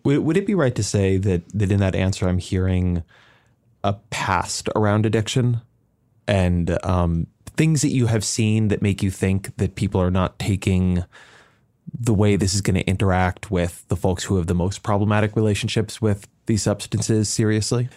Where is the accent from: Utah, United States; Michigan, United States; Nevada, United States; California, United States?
California, United States; Southern; moved away; I come from Southern California, my, my community was heavily immigrant